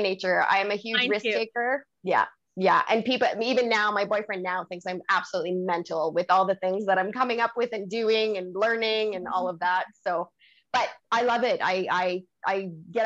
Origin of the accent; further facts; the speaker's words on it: Canada; I'm French Canadian